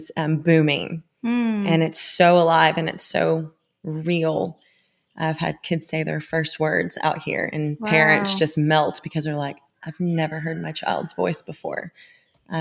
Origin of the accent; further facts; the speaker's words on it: Sarasota, Florida, United States; now in Franklin, United States; I was initially from Sarasota, Florida. So I grew up loving the ocean, the outdoors